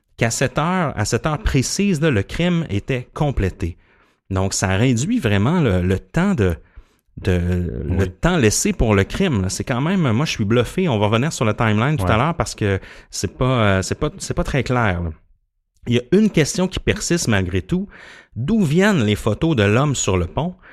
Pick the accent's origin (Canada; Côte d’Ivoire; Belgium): Canada; Gaspé, Quebec; je viens de la Gaspésie, puis je me rappelle à Gaspé, j'allais souvent me, balader